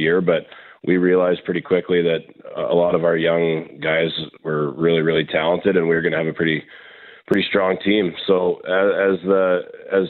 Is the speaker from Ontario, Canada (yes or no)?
no; Winnipeg, Manitoba, Canada; growing up in St. James